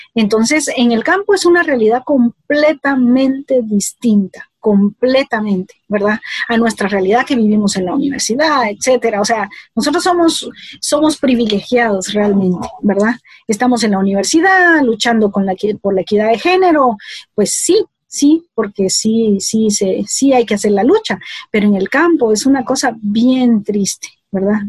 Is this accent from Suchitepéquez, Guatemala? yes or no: yes; Mazatenango, Suchitepéquez, Guatemala; now in Guatemala City, Guatemala; aunque nací aquí en la ciudad de Guatemala, yo crecí, yo me fui a los dos años, pues, pues me llevaron pues eh, a Mazatenango. Y yo eh, de los dos años eh, crecí en Mazatenango